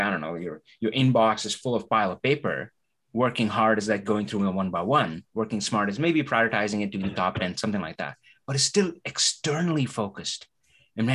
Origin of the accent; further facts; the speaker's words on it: India; English is a second language; moved away; I come from India, right? So English is not my native language.